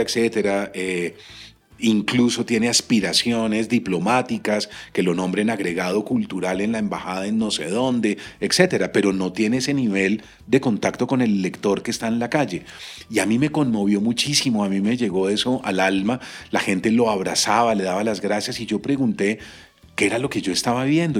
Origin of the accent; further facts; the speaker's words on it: Colombia; en mi país esto no sucede